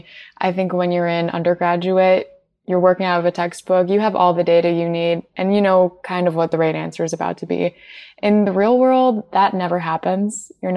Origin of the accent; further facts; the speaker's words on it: Wisconsin, United States; I grew up in Wisconsin.